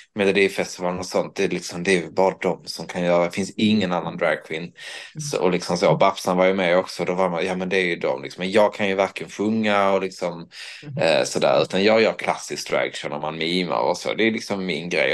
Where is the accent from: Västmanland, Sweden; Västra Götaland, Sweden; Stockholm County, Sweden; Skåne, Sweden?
Skåne, Sweden; Höllviken; där jag kom ifrån Höllviken